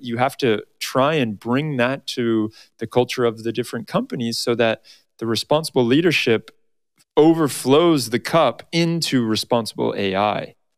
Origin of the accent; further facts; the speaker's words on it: Arizona, United States; Arizona, my home state